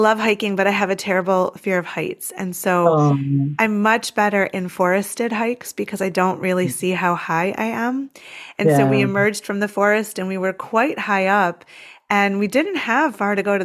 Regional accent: United States; as an American

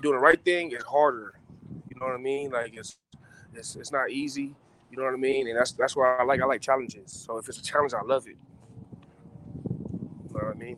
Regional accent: Moreno Valley, California, United States; also born or lived in Los Angeles; I'm from Reno Valley, but my, my home where I was born in Los Angeles, home is Reno Valley

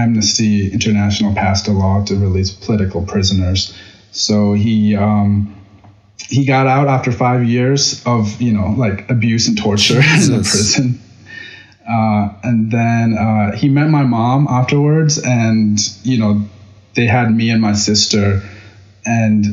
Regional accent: Ithaca, New York, United States; English is a second language; also born or lived in Myanmar; I came here when I was 9 years old, and I grew up in Ithaca since like 9 to high school

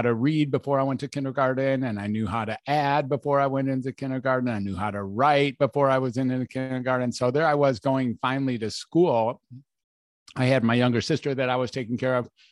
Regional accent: Detroit, Michigan, United States; I was born in Detroit, Michigan

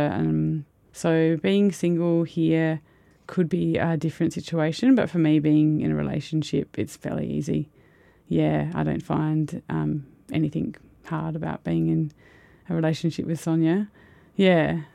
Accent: Adelaide, South Australia, Australia; moved away as an adult; also born or lived in Melbourne; now in Kyneton, Australia; I'm actually from Adelaide originally

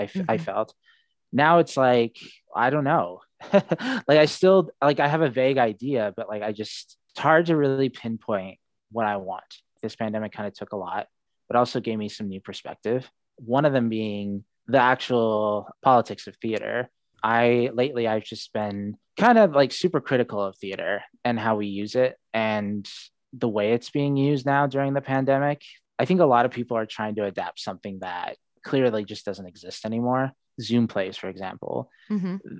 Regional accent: Seattle, Washington, United States; born there; Yeah, I was born in Seattle. My mom's American. She was born and raised in Spokane. And my father was born in Saudi Arabia.

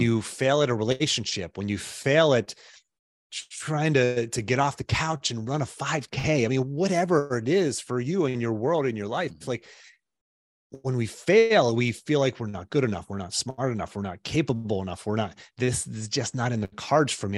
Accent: Pittsburgh, Pennsylvania, United States; moved away as an adult; now in Charlottesville, United States; I grew up in Pittsburgh

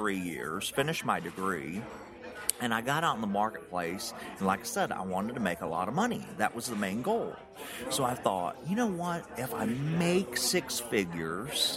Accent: United States; accent: Tennessee, Georgia mixture; country; As you can tell by my accent, I'm country

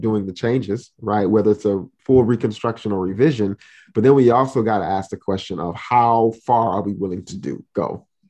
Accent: Miami, Florida, United States; I'm originally from Miami, Florida, but I am of Haitian descent

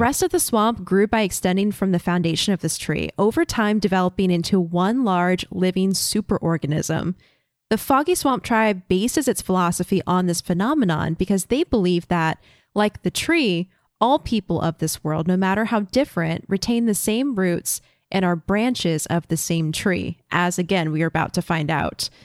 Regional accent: Florida, United States; Having grown up in Florida

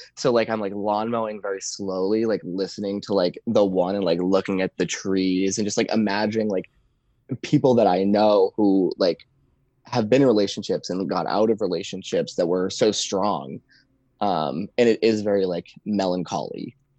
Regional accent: Boston, Massachusetts, United States; also born or lived in New Hampshire; now in Maine, United States; So like I was born like basically in Boston, just outside Boston. Then I went to school in Maine. I've spent summers in Maine like my entire life and now I work in New Hampshire. So I'm just like New England is what I consider myself.

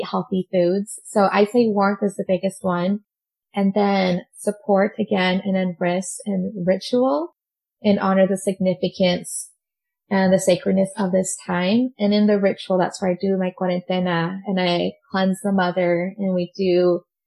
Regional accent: Utah, United States; also born or lived in Montreal, Quebec, Canada; I was raised in Utah

